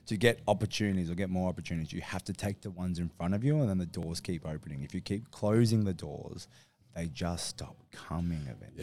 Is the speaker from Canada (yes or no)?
no; Australia; I'm an Australian